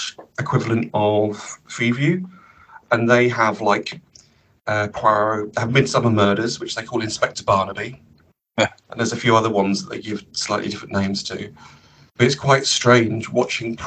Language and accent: English; Cambridge, East of England, United Kingdom; also born or lived in Comberton; Growing up in Cambridge